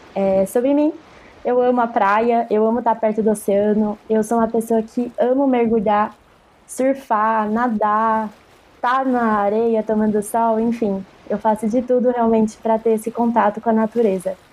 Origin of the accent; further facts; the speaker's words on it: Jundiaí, São Paulo, Brazil; moved away as an adult; now in Santos, Brazil; Sou de Jundiaí, São Paulo, do interior de São Paulo, e mudei para Santos